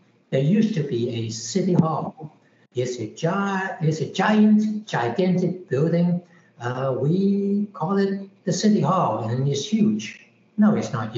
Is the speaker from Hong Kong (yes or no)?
yes; Hong Kong; moved away as an adult; also born or lived in Houston; now in United States; I grew up in Hong Kong, which is a place where East meets West